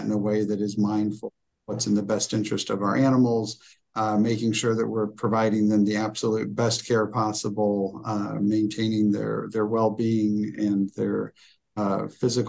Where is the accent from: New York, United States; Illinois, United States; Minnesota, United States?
Illinois, United States; Decatur; I'm from Decatur, Illinois.